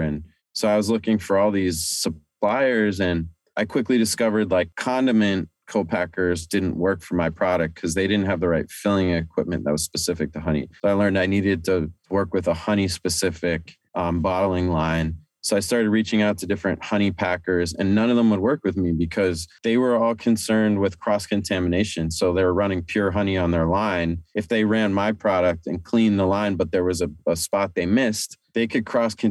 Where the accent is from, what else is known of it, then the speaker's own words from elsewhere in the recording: Amherst, Massachusetts, United States; now in New York City, United States; I grew up in Amherst, Massachusetts